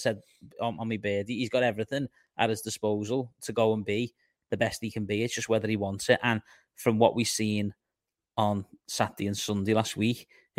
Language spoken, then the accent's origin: English; England, United Kingdom; I just think obviously I'm English